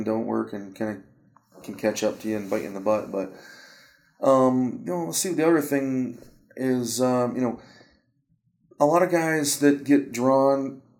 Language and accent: English; Michigan, United States; I'm from Michigan